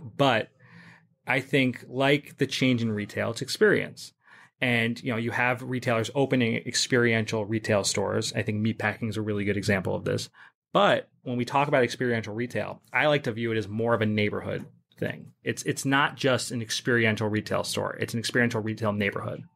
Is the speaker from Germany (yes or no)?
no; England, United Kingdom; moved away as an adult; also born or lived in Upper West Side, New York City, United States; now in New York City, United States; I was born on the Upper West Side. Um, I actually grew up in England, though. I moved to England when I was ten and then went to high school and university there